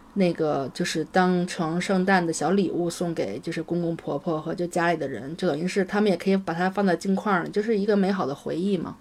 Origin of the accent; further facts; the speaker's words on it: Beijing, China; 原来小时候在北京看见的